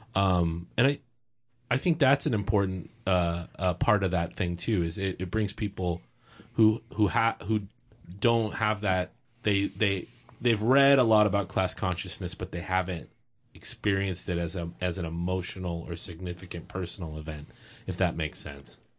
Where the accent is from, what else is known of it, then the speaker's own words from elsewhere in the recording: Texas, United States; now in Oregon, United States; I'm from Texas